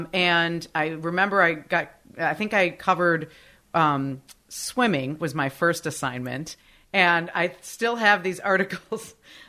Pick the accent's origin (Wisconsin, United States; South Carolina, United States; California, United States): Wisconsin, United States; Madison; And Madison was my hometown. I grew up there. I went to Madison East High School. Like, that was my city.